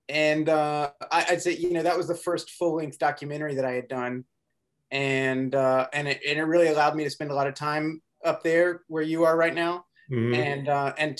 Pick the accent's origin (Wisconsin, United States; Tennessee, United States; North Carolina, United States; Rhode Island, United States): North Carolina, United States; Chapel Hill; also born or lived in Boone, North Carolina / Raleigh, North Carolina; growing up in Chapel Hill